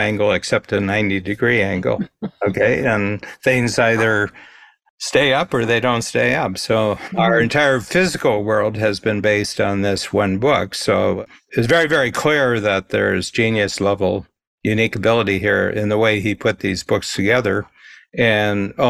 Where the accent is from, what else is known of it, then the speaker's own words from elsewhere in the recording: Milan, Ohio, United States; was born in the same town that I grew up in Milan, Ohio, northern Ohio